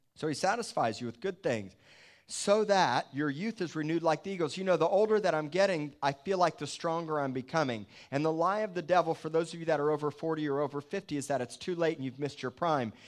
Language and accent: English; Miami, Florida, United States; moved away; I came from Miami.